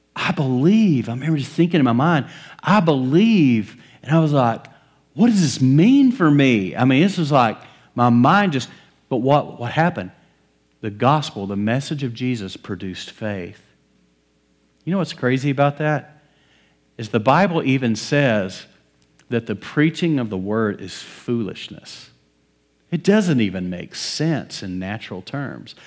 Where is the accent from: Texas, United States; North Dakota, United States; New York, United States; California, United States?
Texas, United States; West; I grew up in West Texas, middle of cotton fields